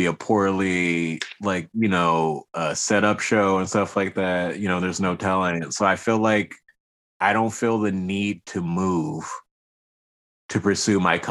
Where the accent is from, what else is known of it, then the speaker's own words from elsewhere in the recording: Washington, District of Columbia, United States; also born or lived in Riverside, California; now in Humboldt County, California, United States; I grew up in the city. I'm originally from Washington, D.C.